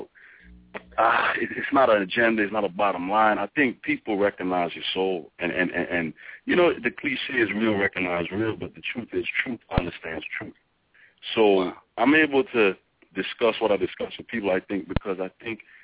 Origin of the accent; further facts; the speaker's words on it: U.S. Virgin Islands; now in United States; I grew up in St. Thomas